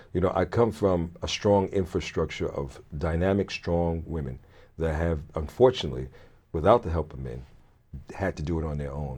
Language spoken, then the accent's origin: English; Brooklyn, New York, United States; moved away; also born or lived in Richmond, Virginia / Connecticut; I was born in Brooklyn